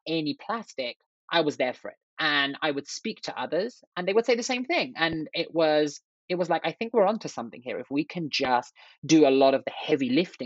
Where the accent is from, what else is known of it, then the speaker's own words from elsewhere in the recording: London, United Kingdom; moved away as an adult; now in United States; I grew up in England. I'm from England, originally from London